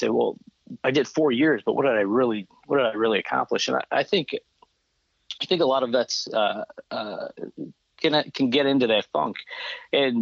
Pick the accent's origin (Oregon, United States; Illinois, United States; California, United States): Illinois, United States; Chicago; moved away as an adult; I grew up in Chicago